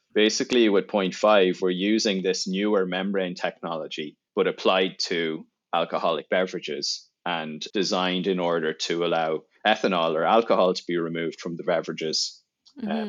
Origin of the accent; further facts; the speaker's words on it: Ireland; moved away as an adult; now in United States; I'm from Ireland. I grew up there.